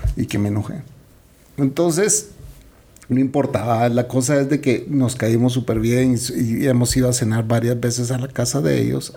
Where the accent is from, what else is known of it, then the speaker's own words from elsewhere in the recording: Guatemala; Yo no soy su primer chapín